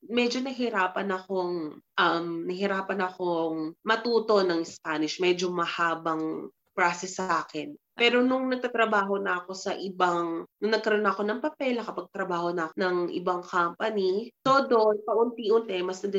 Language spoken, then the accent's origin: Tagalog; Philippines; now in Madrid, Spain; sabihin natin as a Filipino, madali, no?